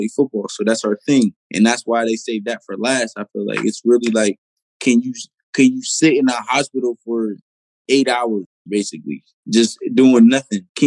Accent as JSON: {"language": "English", "town": "Pittsburgh", "region": "Pennsylvania", "country": "United States", "said": "I'm from the Pittsburgh area"}